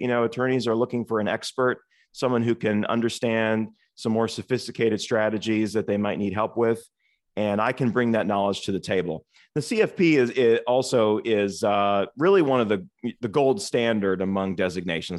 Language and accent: English; Toledo, Ohio, United States; moved away as an adult; now in Cincinnati, United States; I actually was born and raised in Toledo, Ohio